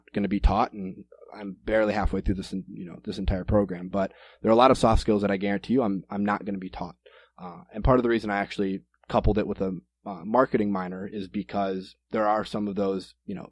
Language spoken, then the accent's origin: English; Green Bay, Wisconsin, United States; also born or lived in Minneapolis, Minnesota; I am originally from Green Bay, Wisconsin, and that's where I am right now, back off of break from college